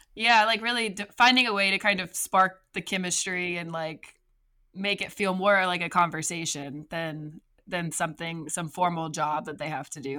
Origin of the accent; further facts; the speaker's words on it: Evangeline Parish, Louisiana, United States; I'm actually from Evangeline Parrish